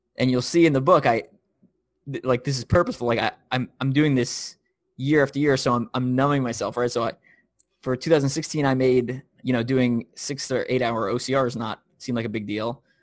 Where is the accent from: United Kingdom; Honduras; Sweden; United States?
United States; New York; also born or lived in Tennessee; now in Kansas City, United States; I'm from New York. I live in Kansas City now. I've lived in Tennessee